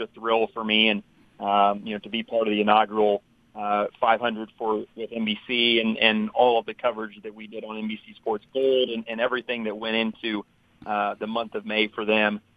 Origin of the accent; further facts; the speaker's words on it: Indianapolis, Indiana, United States; I'm originally from Indianapolis, and, uh, so I've grown up, you know, going to the Indy five hundred